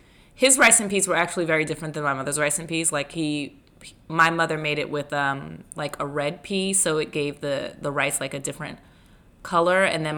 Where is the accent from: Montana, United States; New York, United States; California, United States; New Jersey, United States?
New York, United States; Mount Vernon; Mount Vernon, Westchester County.